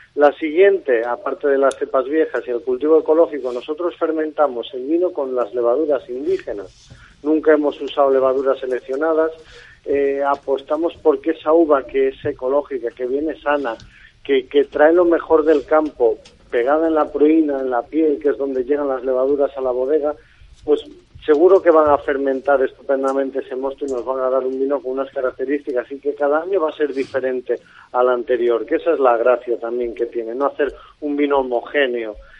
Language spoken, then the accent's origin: Spanish; Cacabelos, Castile and León, Spain; moved away as an adult; now in La Palma del Condado, Spain; yo soy berciano de un pueblo que se llama Cacabelos